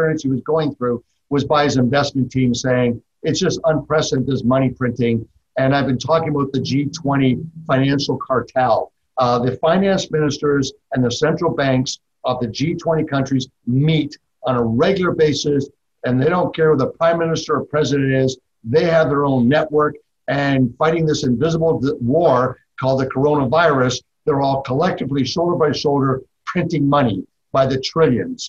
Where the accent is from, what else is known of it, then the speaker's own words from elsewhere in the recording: Toronto, Ontario, Canada; moved away as an adult; now in Texas, United States; Growing up in Canada, in Toronto in particular